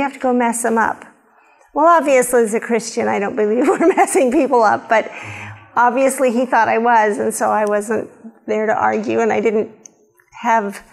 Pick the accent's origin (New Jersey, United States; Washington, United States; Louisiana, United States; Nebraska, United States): Nebraska, United States; also born or lived in Wyoming; born in Wyoming, grew up in Nebraska